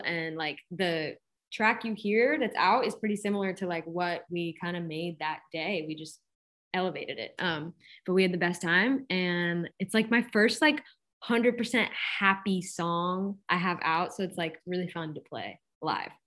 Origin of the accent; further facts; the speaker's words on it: Boston, Massachusetts, United States; moved away; go back to my hometown